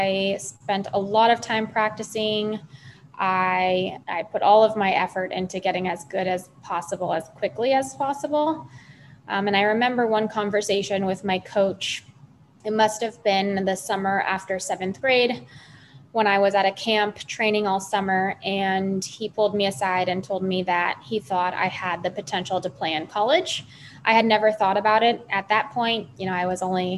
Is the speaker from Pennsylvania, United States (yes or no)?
no; Los Angeles, California, United States; moved away; I'm originally from Los Angeles, California